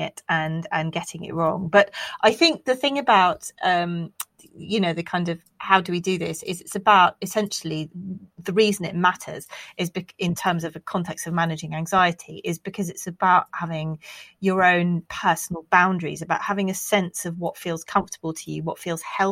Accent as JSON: {"language": "English", "country": "United Kingdom", "said": "we're British"}